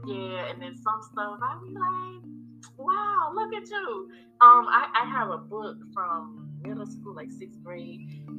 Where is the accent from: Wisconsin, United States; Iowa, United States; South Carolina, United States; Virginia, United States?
South Carolina, United States; Mayesville; moved away; So I'm from a little town called Maysville, South Carolina.